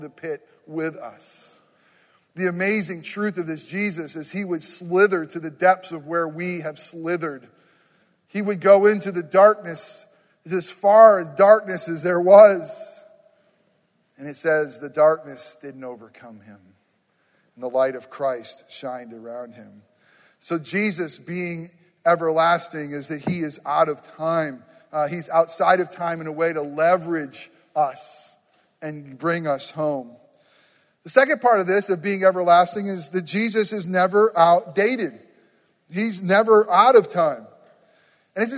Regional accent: New York, United States; moved away; I grew up in New York, nowhere near the city

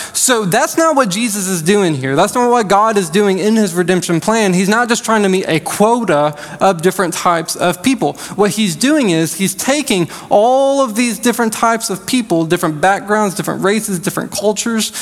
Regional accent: United States; I'm American, but I identify as a Christian.

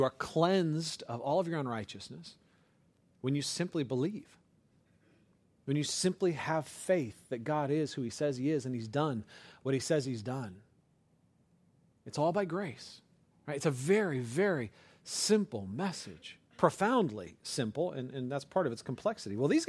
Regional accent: California, United States; I grew up in California, and my dad was a banker.

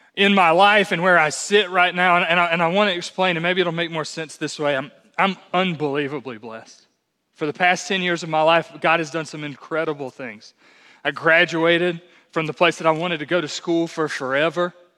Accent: United States; as American, American evangelicals

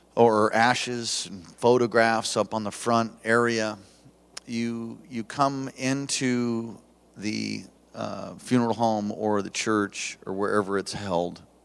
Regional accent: East Coast, United States; now in Hawaii, United States; I was raised in the East Coast

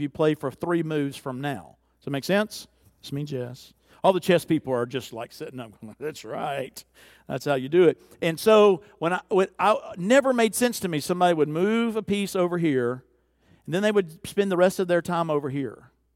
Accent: the South, United States; I'm from the South

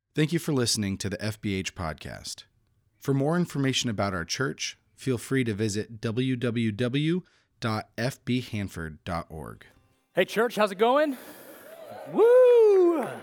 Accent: Atwater, California, United States; also born or lived in Apple Valley / Fresno; we grew up here. Okay? I'm from Merced, or Atwater originally

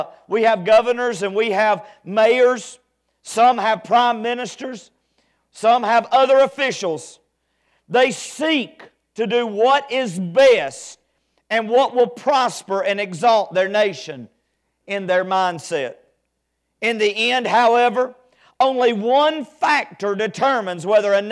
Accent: United States; I'm still proud to be an American

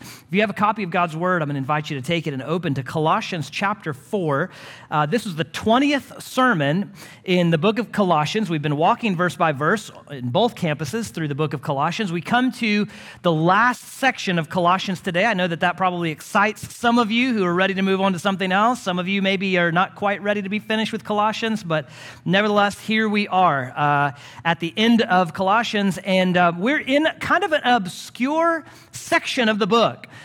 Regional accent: Houston, Texas, United States; moved away as an adult; now in Longview, United States; growing up in Houston

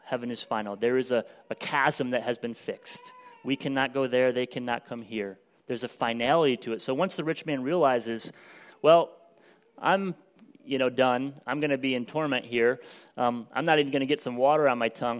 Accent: United States; American Christians who live in extreme

